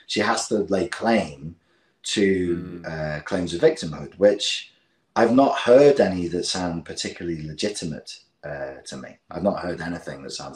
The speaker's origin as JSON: {"language": "English", "region": "England", "country": "United Kingdom", "said": "we're English"}